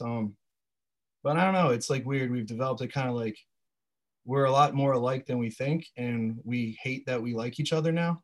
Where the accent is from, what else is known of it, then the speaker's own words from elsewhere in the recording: Sussex County, Delaware, United States; I grew up in uh, Sussex County